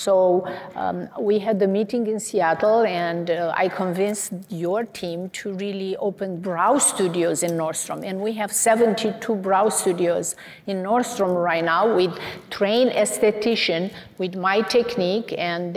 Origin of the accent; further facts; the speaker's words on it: Romania; now in United States; So I emigrated from Romania